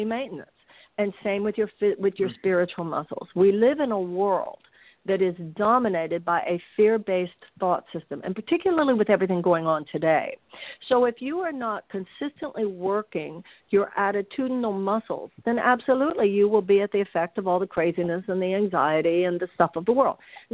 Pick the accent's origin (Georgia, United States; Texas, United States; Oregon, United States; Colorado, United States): Texas, United States; Houston; moved away as an adult; now in California, United States; I was born and raised in Houston